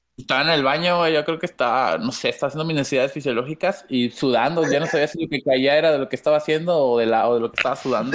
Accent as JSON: {"language": "Spanish", "region": "San Luis Potosí", "country": "Mexico", "tie": "born or raised there", "moved": "yes", "lives_now": "Nuevo León, Mexico", "said": "yo nací eh, en San Luis Potoyés"}